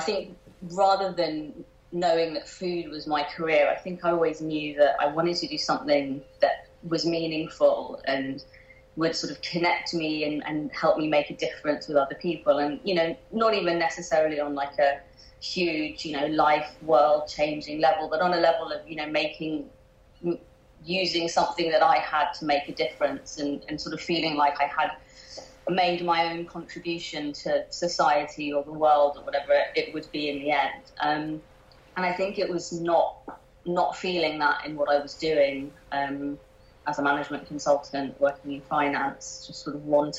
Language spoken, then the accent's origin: English; London, United Kingdom; I grew up in a very nice part of southwest London called Hampton